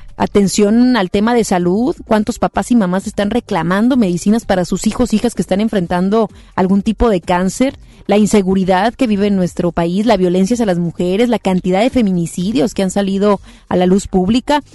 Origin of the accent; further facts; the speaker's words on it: Mexico; como mexicanos y mexicanas